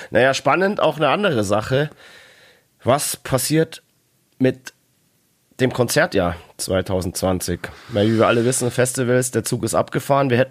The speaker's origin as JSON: {"language": "German", "town": "Dortmund", "region": "North Rhine-Westphalia", "country": "Germany", "said": "aber als Dortmunder muss ich natürlich so ein bisschen, also ein gewisser Grundhass muss da ähm, vorhanden sein."}